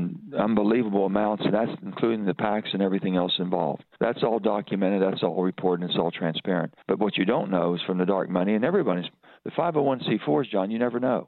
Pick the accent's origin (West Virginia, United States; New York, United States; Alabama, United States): West Virginia, United States; I'm an American first. I'm a West Virginian second.